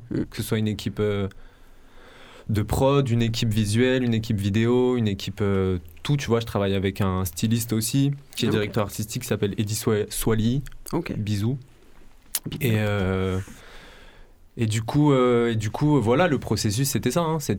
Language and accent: French; Marseille, Provence-Alpes-Côte d'Azur, France; also born or lived in Paris; Et je euh, je viens pas que de Marseille, ça s'entend à mon accent. Et puis aussi, euh, mon histoire fait que euh, j'ai grandi 10 ans à Paris.